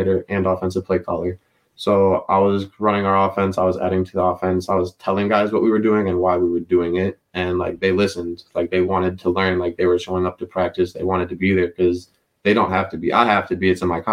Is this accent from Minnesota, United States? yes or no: yes; Minnesota, United States; I was from Minnesota